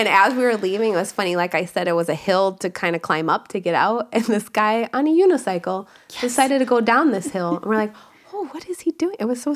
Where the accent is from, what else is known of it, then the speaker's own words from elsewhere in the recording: Chicago, Illinois, United States; we're from Chicago